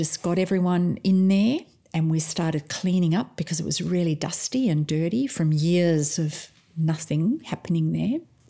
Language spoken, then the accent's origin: English; Australia; we're midwives from Australia, and we've been out to the village of Bunam to do some training.